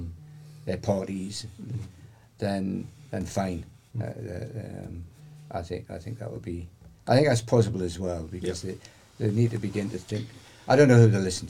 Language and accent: English; United Kingdom; I can't vote with my feet because I'm British